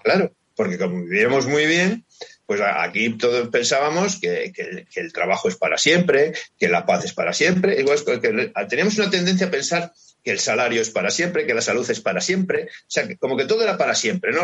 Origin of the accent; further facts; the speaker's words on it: Cantabria, Spain; somos también los cántabros, es decir, somos muy pacientes, somos muy tranquilos